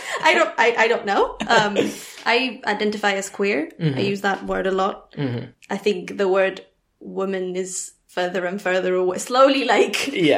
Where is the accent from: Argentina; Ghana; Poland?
Argentina; Buenos Aires; accent: Argentinian; English is a second language; moved away as an adult; also born or lived in Puerto Madryn, Argentina; now in United Kingdom; I was born there, lived there for just a year. And then my parents moved back to Buenos Aires, okay. which is where my mum is from.